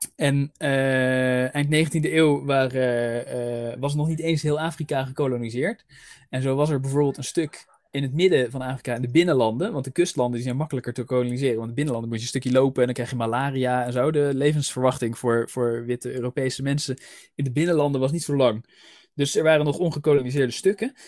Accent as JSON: {"language": "Dutch", "country": "Netherlands", "accent": "Dutch", "said": "mijn Nederlandse accent"}